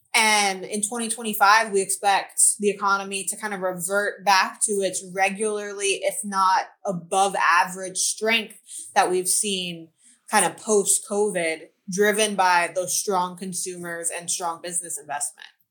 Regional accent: Florida, United States; now in Charlotte, United States; I was born and raised in Florida. I now live in Charlotte, North Carolina.

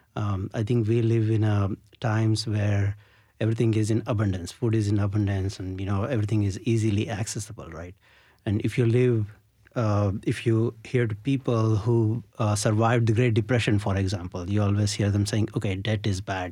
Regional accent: India; growing up in India, you know, during my summer vacations, I always used to visit my grandmom

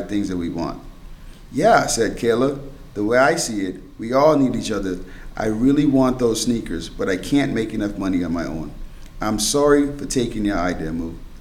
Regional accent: Bahamas; moved away; I was born and raised in the Bahamas, and now I'm stuck in the snow

